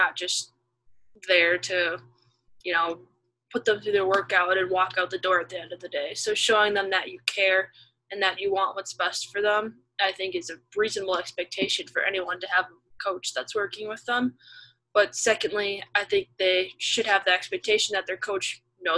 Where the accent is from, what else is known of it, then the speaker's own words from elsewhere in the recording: Minnesota, United States; moved away as an adult; also born or lived in Ohio; now in Pittsburgh, United States; I'm originally from Minnesota